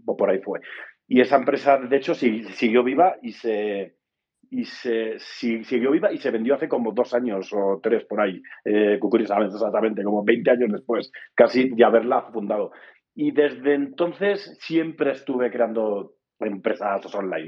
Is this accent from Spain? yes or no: yes; Andalusia, Spain; moved away as an adult; now in Mexico; soy español, o sea, súper breve, eh, del sur de España, eh, andaluz. En México llevo como unos nueve años ya